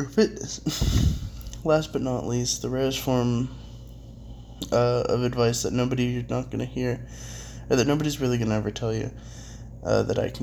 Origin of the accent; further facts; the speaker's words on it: United States; as an American